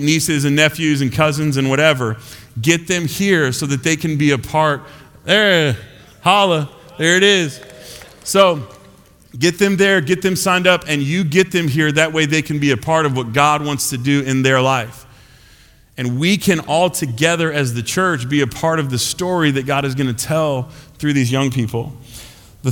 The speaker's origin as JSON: {"language": "English", "country": "United States"}